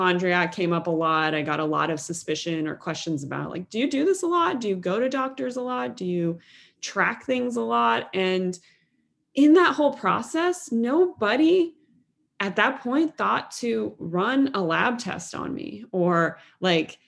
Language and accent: English; Cincinnati, Ohio, United States; growing up in Cincinnati, Ohio, the Midwest of the United States in the 1990s.